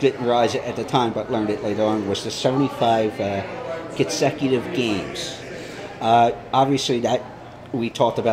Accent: Philadelphia, Pennsylvania, United States; now in Orlando, United States; Originally born and raised in Philadelphia

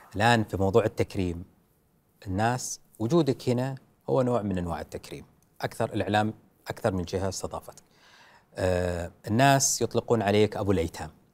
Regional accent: Saudi Arabia; انا كسعودي

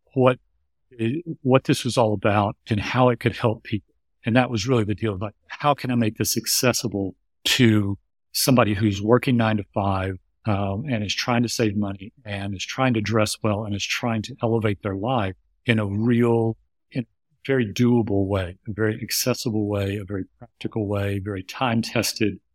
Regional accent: suburb outside Houston, Texas, United States; I was raised in the United States in a suburb outside Houston, Texas

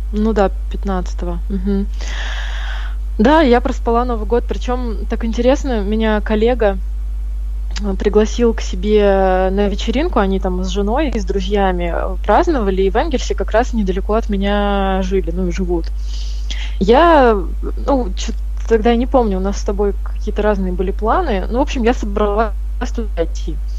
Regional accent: Kamchatka Krai, Russia; now in Saratov, Russia; родилась на Камчатке и выросла там, и мои родители там живут

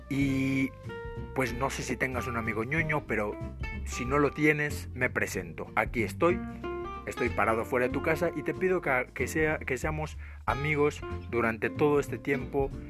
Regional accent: Mexico; Pues, para los, que no, para los que no son de México, porque soy de México

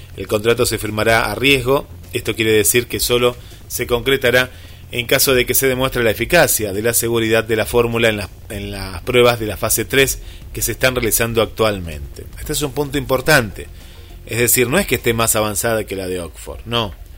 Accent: Mar del Plata, Buenos Aires Province, Argentina; en nuestra querida Mar del Plata

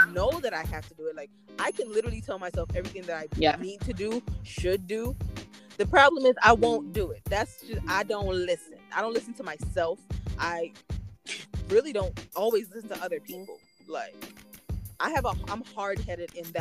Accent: Antigua & Barbuda; I'm Caribbean, I'm Antiguan

